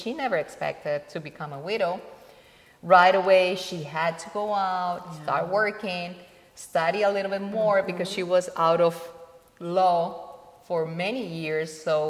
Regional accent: Colombia; born there; Well, yeah, I was born in Colombia. Almost 51 years ago.

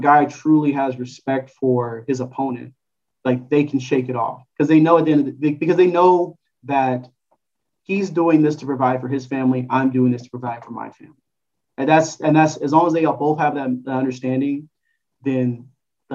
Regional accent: Los Angeles, California, United States; also born or lived in St. Louis; I grew up in Los Angeles

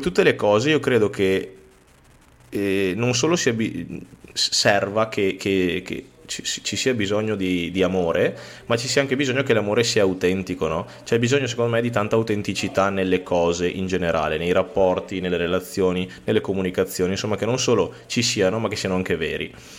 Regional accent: Veneto, Italy; Tra l'altro siamo veneti

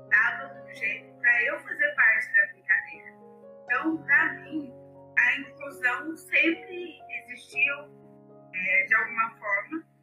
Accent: Ubatuba, São Paulo, Brazil; now in Taubaté, Brazil; eu sou nascida, né? eu nasci em Ubatuba e hoje eu moro em Taubaté

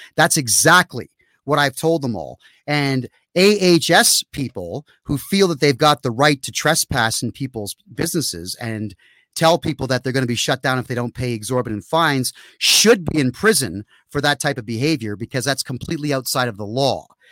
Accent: Canada; my home country

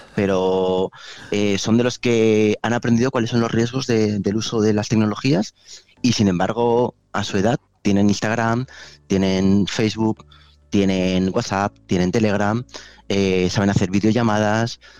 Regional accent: Valencia, Valencian Community, Spain; also born or lived in Madrid / Rome; yo soy originalmente de Valencia

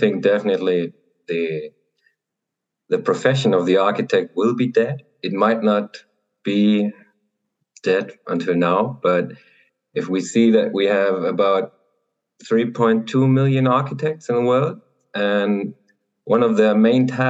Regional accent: Germany; I'm an architect from Germany.

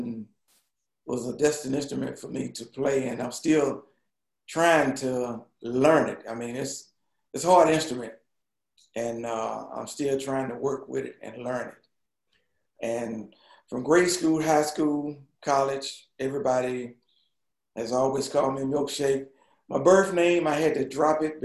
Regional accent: Toccoa, Georgia, United States; I was born in Tekoa, Georgia, which is about 100 miles north of Atlanta

